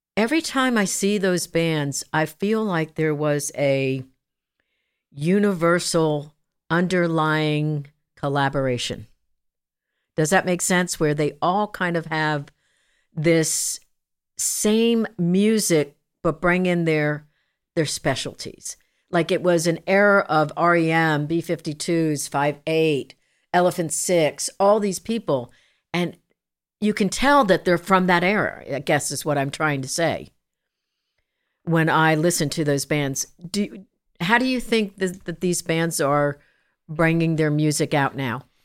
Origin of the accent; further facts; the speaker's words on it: New Jersey, United States; moved away; also born or lived in Long Island, New York / Kansas; I was born in Long Island, raised in New Jersey, that kind of good stuff, Jersey girl